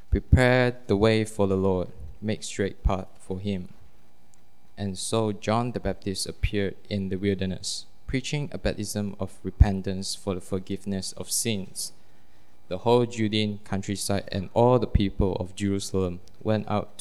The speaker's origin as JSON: {"language": "English", "country": "Malaysia", "said": "I'm from Malaysia."}